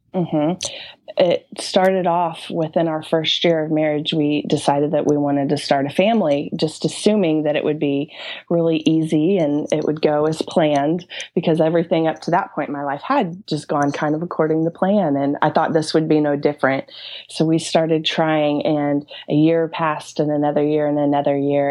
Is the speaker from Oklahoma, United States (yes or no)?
yes; Norman, Oklahoma, United States; also born or lived in New York City; I am from Norman, Oklahoma, and that's a little suburb. Well, it's not exactly little, but it's outside of Oklahoma City. And um, I've been born and raised here